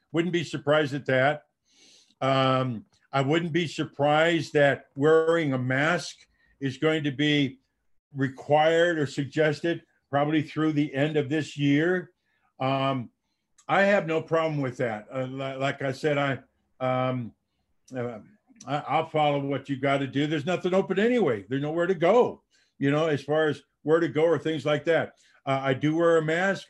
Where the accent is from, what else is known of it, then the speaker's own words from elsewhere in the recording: Dubuque, Iowa, United States; moved away as an adult; I'm a farm boy, born and raised in Dubuque, Iowa